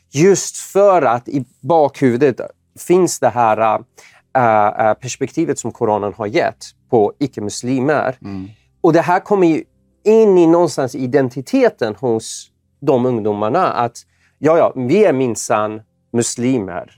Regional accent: Iran; now in Sweden; jag är ju född i Iran och ja. Eh, kommer från en persisk familj

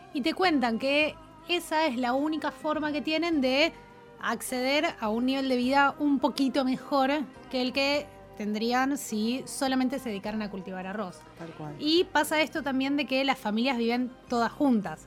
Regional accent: Argentina; somos argentinos

